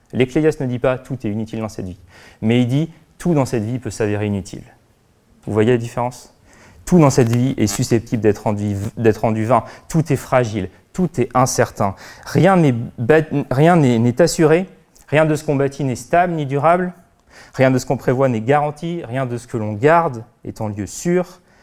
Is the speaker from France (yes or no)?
yes; France; en tant que bon Français